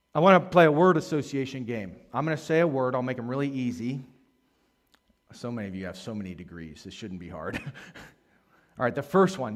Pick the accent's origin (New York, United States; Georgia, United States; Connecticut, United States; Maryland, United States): Maryland, United States; I grew up in Maryland